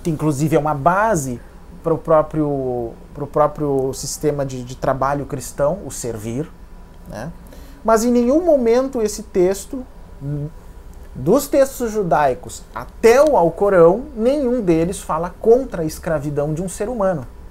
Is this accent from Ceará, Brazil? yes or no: no; Santa Maria, Rio Grande do Sul, Brazil; em Santa Maria, na minha cidade natal